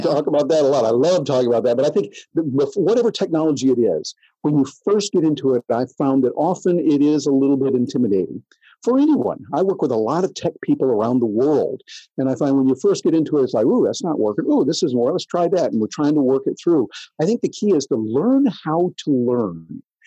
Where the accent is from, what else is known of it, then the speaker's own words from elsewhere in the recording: near Jackson, Michigan, United States; I grew up in Michigan, small little country town there in Michigan, as you know, right outside Jackson